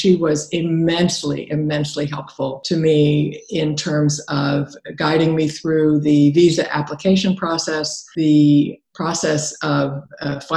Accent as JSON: {"language": "English", "region": "Ohio", "country": "United States", "tie": "born or raised there", "also_born_or_lived": "New York City / Paris / Brittany", "moved": "as an adult", "lives_now": "France", "said": "I was born and raised in Ohio."}